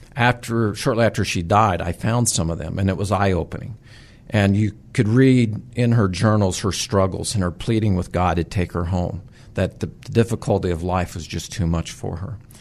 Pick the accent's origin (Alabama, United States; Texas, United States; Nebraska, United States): Nebraska, United States; southwest; also born or lived in Sacramento; now in Nebraska, United States; I grew up in Nebraska, southwest Nebraska, very rural area